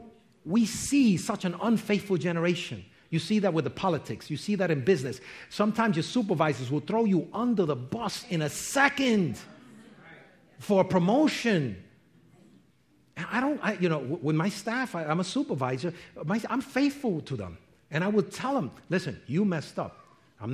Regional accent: New York, United States; I'm from New York

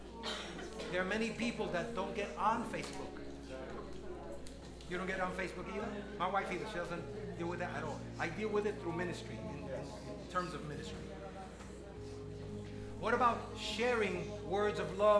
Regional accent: New York, United States; moved away as an adult; now in Lancaster, United States; I'm born and raised in New York.

